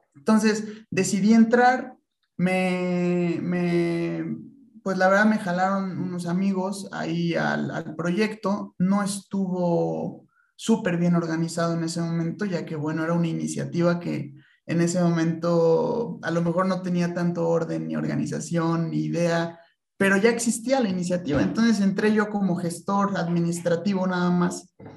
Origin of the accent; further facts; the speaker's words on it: Tlaxcala, Mexico; moved away as an adult; also born or lived in Puebla / Querétaro; yo estudié toda mi vida en Tlaxcala y hasta la universidad fue que vine a Puebla, digo a Puebla, a Querétaro, es que nací en Puebla realmente